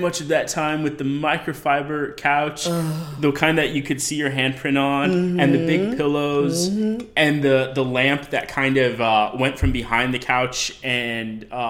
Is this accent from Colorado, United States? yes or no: yes; Colorado, United States; moved away as an adult; now in New York, United States; I'm from Colorado.